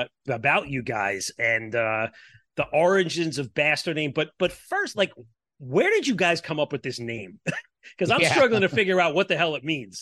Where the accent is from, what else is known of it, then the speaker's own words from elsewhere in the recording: Kearny, New Jersey, United States; now in East Hanover, United States; I'm coming down to Kearney on Tuesday at Jimmy's. And I think I mentioned this to Kasser. That's my hometown, man. I grew up in that town.